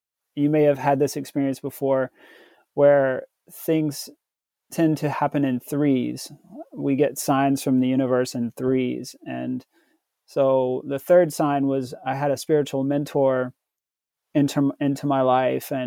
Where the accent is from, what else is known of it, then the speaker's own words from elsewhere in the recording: Tennessee, United States; I was born in the South in Tennessee. So I grew up Southern Baptist.